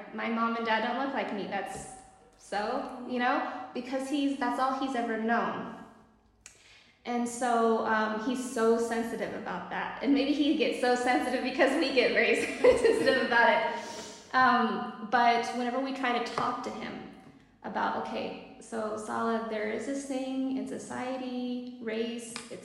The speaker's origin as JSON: {"language": "English", "country": "United States", "moved": "as an adult", "lives_now": "Morocco", "said": "we are American"}